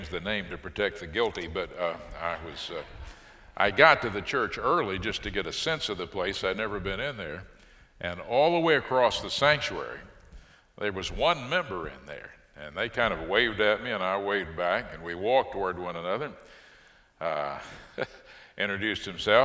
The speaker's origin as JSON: {"language": "English", "town": "Fort Worth", "region": "Texas", "country": "United States", "tie": "born or raised there", "moved": "as an adult", "lives_now": "Waco, United States", "said": "This is my hometown. I'm Fort Worth, born and bred"}